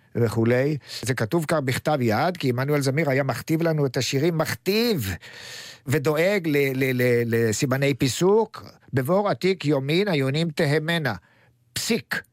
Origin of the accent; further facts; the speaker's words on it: Hadera, Haifa District, Israel; אני בן חדרה